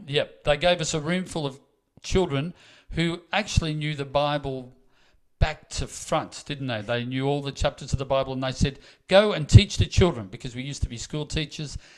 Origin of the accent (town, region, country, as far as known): Melbourne, Victoria, Australia; now in Queensland, Australia